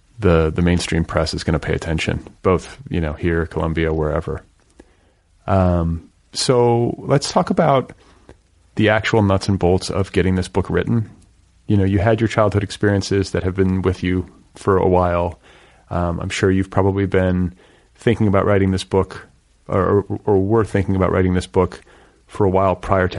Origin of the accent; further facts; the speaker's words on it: Milwaukee, Wisconsin, United States; And I grew up in Milwaukee, so part of my childhood, so those winters are no joke.